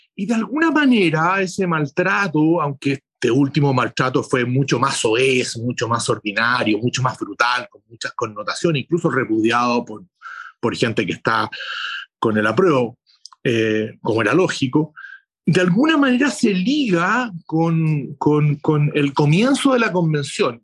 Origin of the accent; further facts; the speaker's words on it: Chile; somos convocados los chilenos, las chilenas